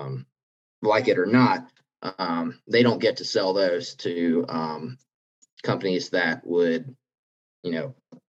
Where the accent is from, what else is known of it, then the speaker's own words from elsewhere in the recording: South Carolina, United States; growing up in South Carolina